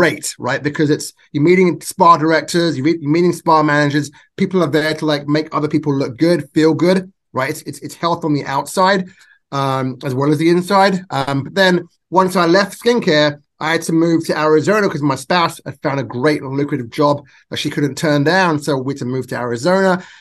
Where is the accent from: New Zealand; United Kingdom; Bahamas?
United Kingdom; England; now in Nevada, United States; I was born and raised in England.